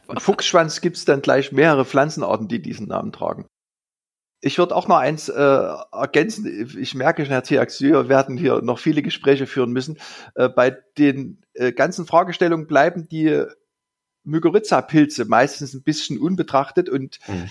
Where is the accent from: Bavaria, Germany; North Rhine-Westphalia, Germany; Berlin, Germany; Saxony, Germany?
Saxony, Germany; bei uns in Sachsen die Lommatscher Pflege